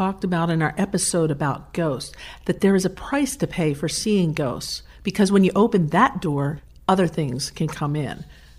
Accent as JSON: {"language": "English", "region": "New Jersey", "country": "United States", "tie": "born or raised there", "said": "I'm from South Jersey, where I grew up listening to stories about the Jersey Devil"}